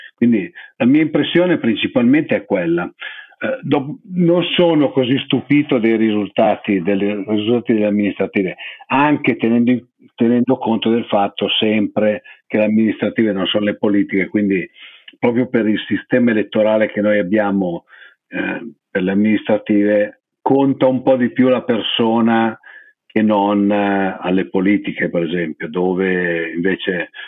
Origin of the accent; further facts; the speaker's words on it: Lombardy, Italy; io sono lombardo, non voto a Milano